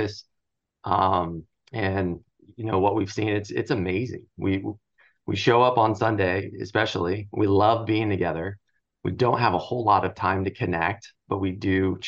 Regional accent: Southern California, United States; I grew up in Southern California

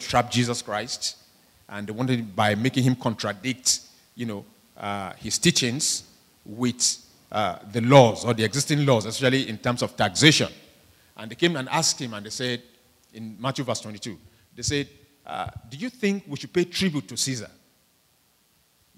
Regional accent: Nigeria; moved away; majority of us here, you know, are from, you know, third world countries, we're from Nigeria

